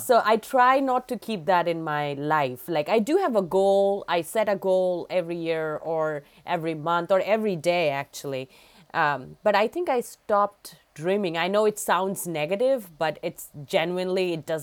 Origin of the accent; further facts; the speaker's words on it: India; now in Massachusetts, United States; I grew up back in India